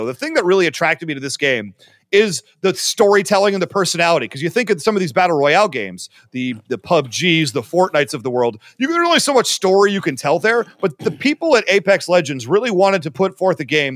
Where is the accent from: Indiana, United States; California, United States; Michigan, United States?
Michigan, United States; Livonia; also born or lived in Ohio; it's the Livonia Mall in Livonia, Michigan, my hometown